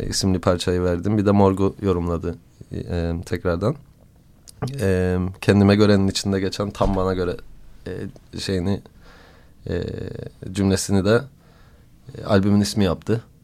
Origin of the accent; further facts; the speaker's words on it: Cyprus; bir Kıbrıslı olarak